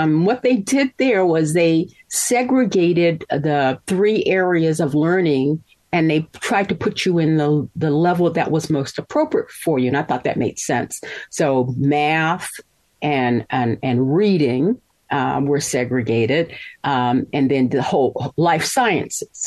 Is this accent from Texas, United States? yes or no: no; Mississippi, United States; born there; I was born in Mississippi, and by the grace of God, um, my folks, even though they split up, they thought that my getting a good education was their primary responsibility.